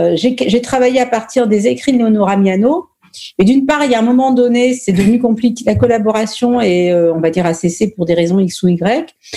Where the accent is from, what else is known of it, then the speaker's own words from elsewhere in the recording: Normandy, France; Je suis née en France, je suis née en Normandie.